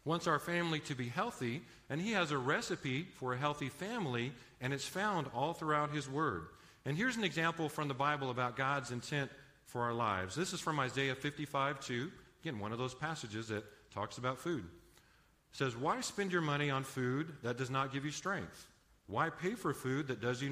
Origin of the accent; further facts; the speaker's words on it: Los Angeles, California, United States; moved away as an adult; now in San Antonio, United States; I actually grew up in Los Angeles area. Now, I tell people I'm not quite from East L.A. I'm from Far East L.A.